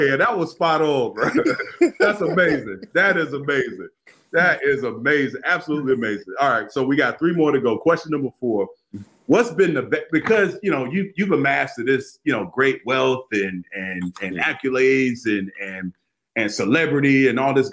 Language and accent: English; Florida, United States; I grew up in Florida